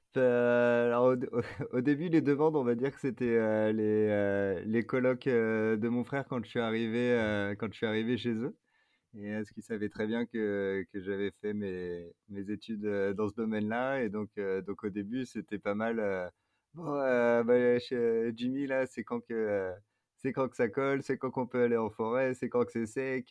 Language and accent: French; Paris region, near Versailles, Île-de-France, France; moved away as an adult; also born or lived in Grenoble / Clermont-Ferrand; now in Fontainebleau, France; j'ai grandi en région parisienne, mais plus dans l'ouest euh, parisien, pas très loin de Versailles